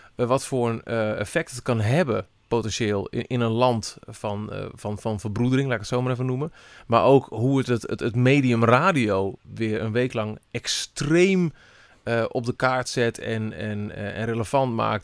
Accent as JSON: {"language": "Dutch", "area": "Twente", "region": "Overijssel", "country": "Netherlands", "said": "in mijn Twente, waar ik vandaan kom"}